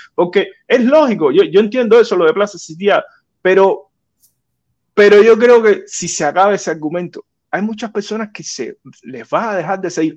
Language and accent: Spanish; Cuba; moved away as an adult; now in United States; como ciudadano de Cuba, que nací en Cuba